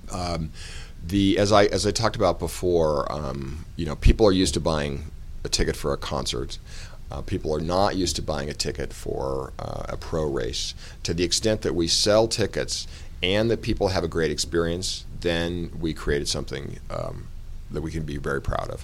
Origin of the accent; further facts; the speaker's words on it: Colorado, United States; I grew up in Colorado, and uh, I grew up in a sporting goods family